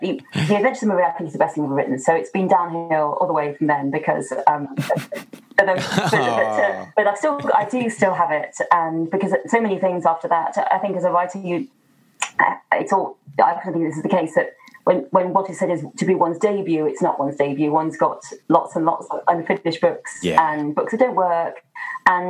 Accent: Midlands, United Kingdom; I grew up in the Midlands

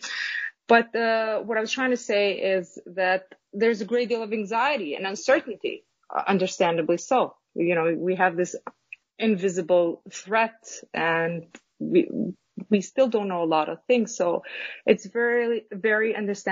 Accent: Kosovo; now in New York, United States; originally I am from Kosovo. It's a small country in Southeastern Europe.

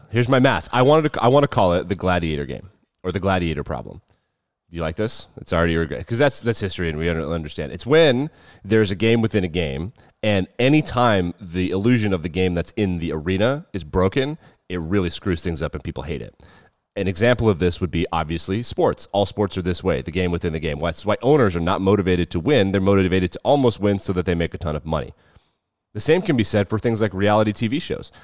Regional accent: United States; as an American

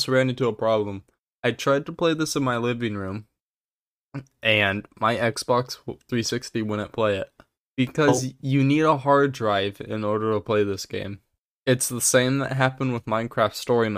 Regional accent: United States; I'm American

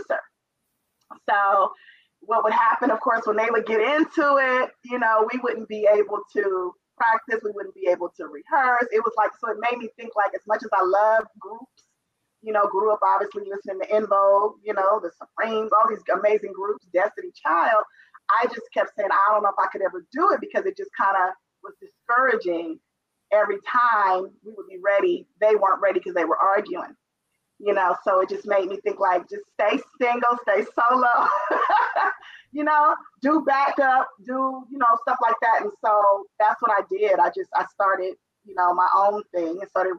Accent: Oakland, California, United States; I'm from Oakland, born and raised. I was raised in East Oakland, California

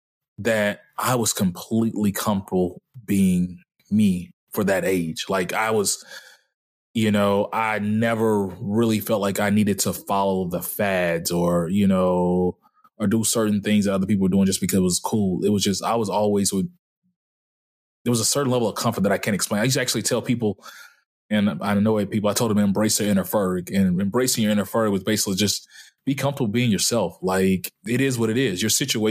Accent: Dallas, Texas, United States; moved away; also born or lived in Mobile, Alabama; growing up in Dallas, I was usually the only black kid

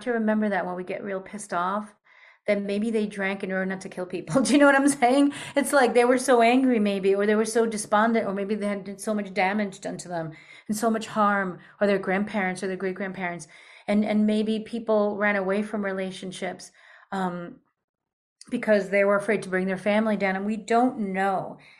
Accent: New York, United States; also born or lived in Peru / Argentina; I'm also from New York

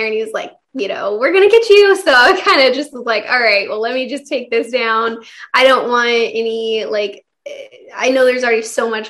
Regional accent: Kansas, United States; moved away as an adult; also born or lived in California; now in Texas, United States; I'm actually from the Midwest

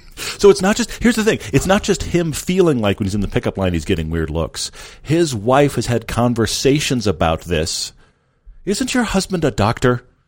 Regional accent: Texas, United States; accent: drawl; moved away; I'm from Texas.

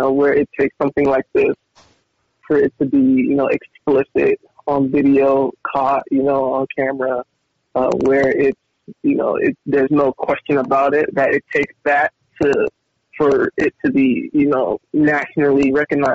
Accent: California, United States; growing up in California my whole life

